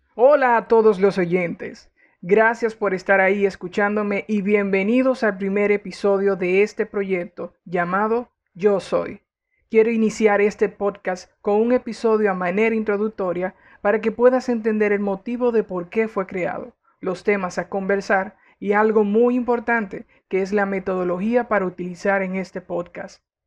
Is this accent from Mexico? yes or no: no; Dominican Republic; also born or lived in Spain; Soy dominicano y tengo 29 años de edad